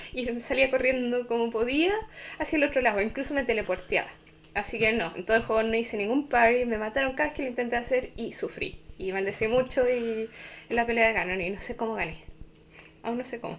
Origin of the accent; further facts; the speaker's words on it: Chile; soy chilena